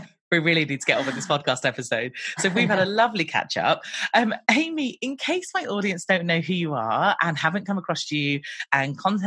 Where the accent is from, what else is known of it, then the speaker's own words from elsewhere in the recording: United Kingdom; we're British